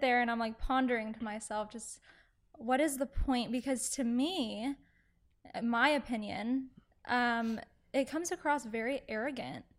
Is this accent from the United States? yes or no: yes; Aledo, near Fort Worth, Texas, United States; now in Dallas, United States; I grew up in Alito, a little outside, um, of Alito, kind of more in the Fort Worth area